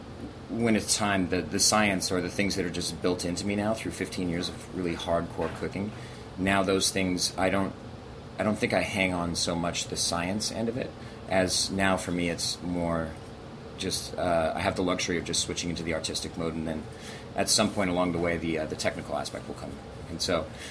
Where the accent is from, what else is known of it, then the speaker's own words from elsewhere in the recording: Montana, United States; also born or lived in Europe; now in Los Angeles, United States; I grew up in a German family in the middle of, you know, crazy, beautiful, big state